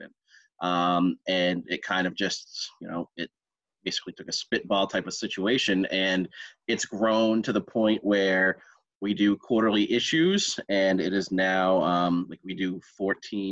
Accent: New Hampshire, United States; I am from New Hampshire

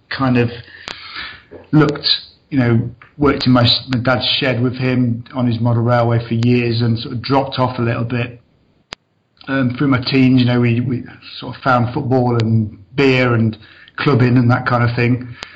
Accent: Mansfield, East Midlands, United Kingdom; moved away as an adult; also born or lived in Peterborough; originally I was born just outside Nottinghamshire um, in a place called Mansfield. I grew up there most of my life till about 23. Um, left there, moved over to, over to Peterborough

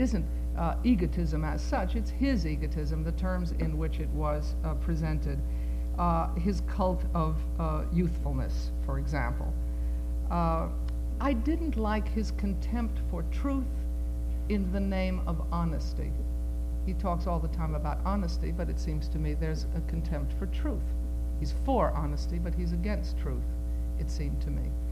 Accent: United States; all four of my grandparents were born in what was then not Poland, but is today Poland. Uh, I am an American

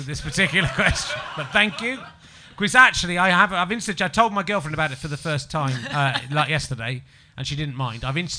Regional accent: England, United Kingdom; because I'm an English person

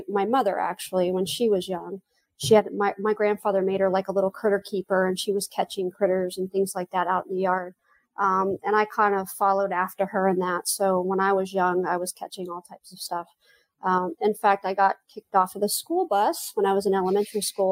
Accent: Central Florida, United States; also born or lived in Houston / California / Kwajalein, Marshall Islands / Dallas; I did most of my growing up in Central Florida.

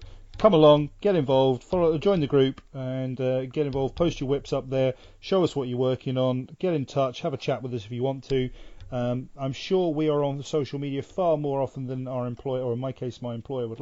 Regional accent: England, United Kingdom; I'm the English idiot

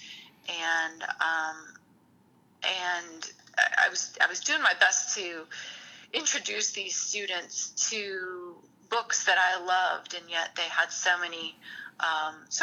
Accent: Lansing, Illinois, United States; also born or lived in Hammond, Indiana; growing up in Lansing

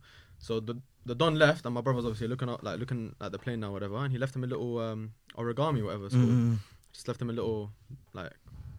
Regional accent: United Kingdom; I've been saying I'm British for all my life.

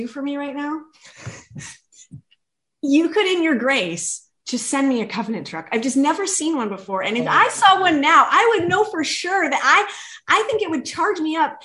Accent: Canada; moved away as an adult; now in West Coast, United States; as a Canadian

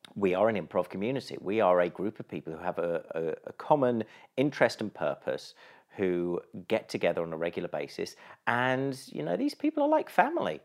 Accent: East Sussex, South East England, United Kingdom; I grew up in East Sussex

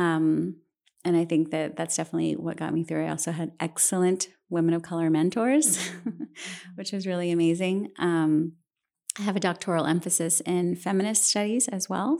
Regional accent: San Antonio, Texas, United States; also born or lived in Santa Barbara, California; I really was so lucky to have grown up in a city like this

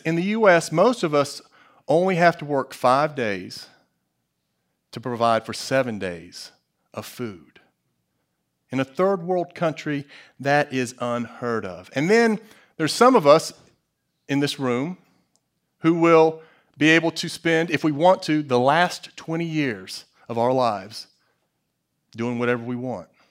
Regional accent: United States; As an American

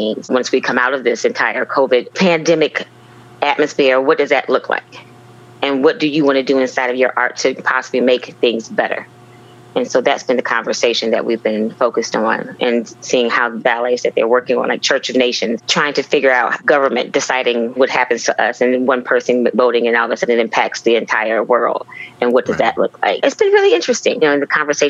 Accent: Joliet, Illinois, United States; moved away as an adult; also born or lived in Indianapolis, Indiana; I am originally from Joliet, Illinois

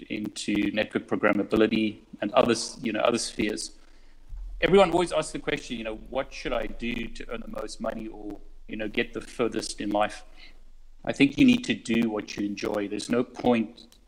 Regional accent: South Africa; moved away as an adult; now in United Kingdom; I'm originally from South Africa. So I moved to the UK many years ago.

